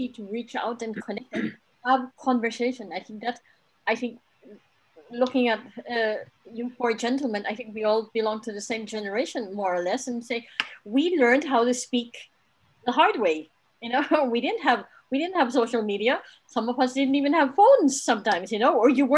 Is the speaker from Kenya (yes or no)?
yes; Kenya; moved away; I grew up in Kenya where I ran around with children in the compound around trees.